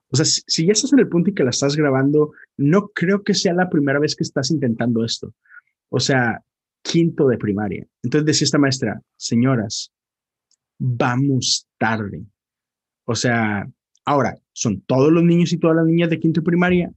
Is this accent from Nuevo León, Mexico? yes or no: yes; Monterrey, Nuevo León, Mexico; moved away; yo soy de Monterrey